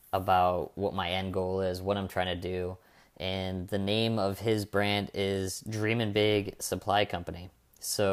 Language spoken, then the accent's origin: English; Michigan, United States; I grew up in Michigan